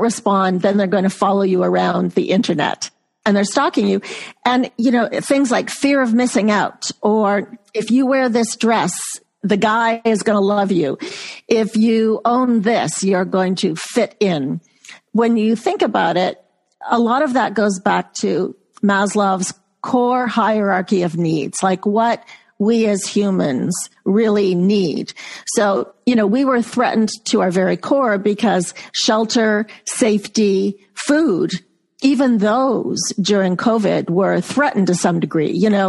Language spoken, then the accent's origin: English; Canada; accent: Canadian; And you'll probably see my Canadian accent come out in about a half an hour after talking with you.